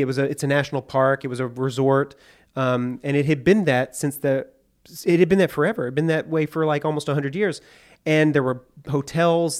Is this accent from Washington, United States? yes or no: no; Hot Springs, Arkansas, United States; I grew up in Hot Springs, Arkansas